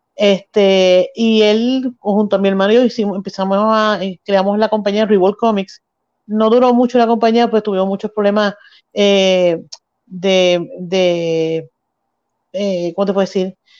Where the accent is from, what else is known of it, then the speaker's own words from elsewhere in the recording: Mayagüez, Puerto Rico; natural de Mayagüez, vivo y nací y, criada aquí en el área oeste